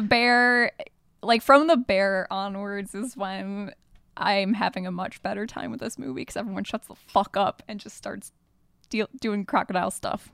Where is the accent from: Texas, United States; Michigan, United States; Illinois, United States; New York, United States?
Michigan, United States; we grew up in Michigan